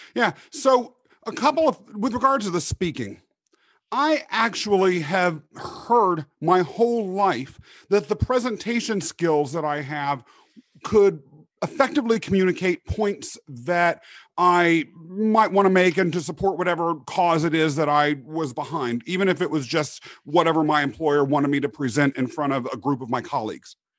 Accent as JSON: {"language": "English", "region": "Kansas", "country": "United States", "tie": "born or raised there", "moved": "yes", "said": "growing up in Kansas"}